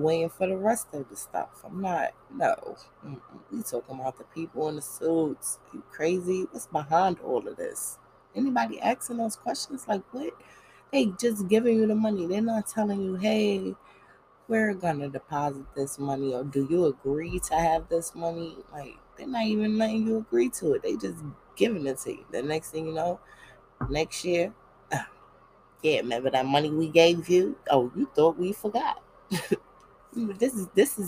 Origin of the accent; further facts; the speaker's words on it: New York City, New York, United States; I'm just from Brooklyn